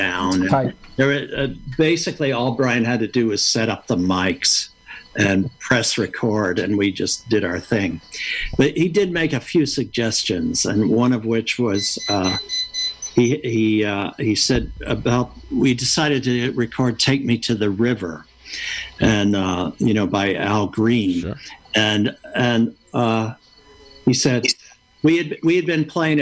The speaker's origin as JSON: {"language": "English", "country": "United States", "tie": "born or raised there", "also_born_or_lived": "Pittsburgh, Pennsylvania / Kentucky / New York", "moved": "as an adult", "said": "growing up in Pittsburgh or in Kentucky"}